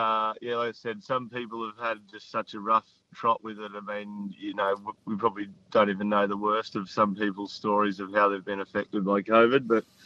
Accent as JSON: {"language": "English", "region": "Victoria", "country": "Australia", "tie": "born or raised there", "moved": "yes", "lives_now": "Ballina, Australia", "said": "I grew up in Victoria"}